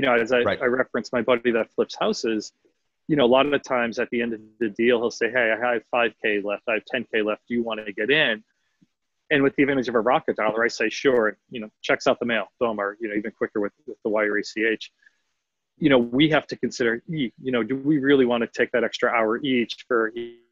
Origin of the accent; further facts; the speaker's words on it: Philadelphia, Pennsylvania, United States; now in Austin, United States; I'm from Philadelphia, city of brotherly love